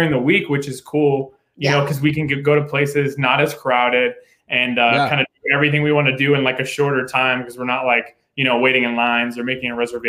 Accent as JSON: {"language": "English", "region": "Pennsylvania", "country": "United States", "said": "I'm actually from Pennsylvania"}